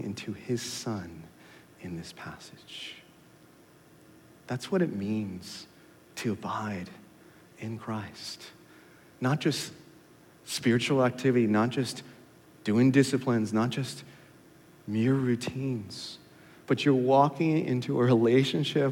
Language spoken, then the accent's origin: English; California, United States; now in Katy, Texas, United States; I'm from California